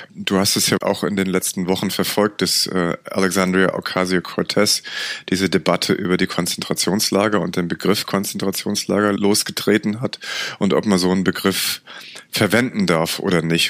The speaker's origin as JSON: {"language": "German", "country": "Germany", "said": "als Europäer und gerade als Deutscher"}